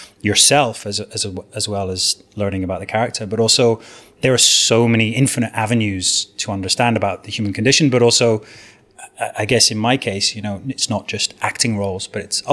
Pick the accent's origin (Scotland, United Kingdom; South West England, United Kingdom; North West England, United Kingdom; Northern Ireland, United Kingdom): Scotland, United Kingdom; Southwest; also born or lived in Edinburgh; I was born and brought up in Southwest Scotland, in a very rural area